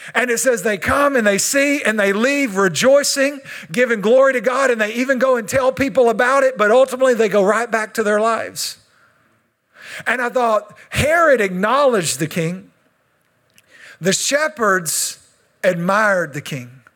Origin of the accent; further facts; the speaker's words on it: Texas, United States; I'm Texan